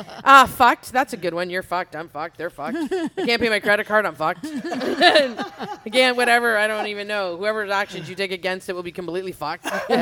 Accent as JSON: {"language": "English", "town": "Winnipeg", "region": "Manitoba", "country": "Canada", "tie": "born or raised there", "moved": "yes", "said": "I was born in Winnipeg and thought I might move back just to cool off."}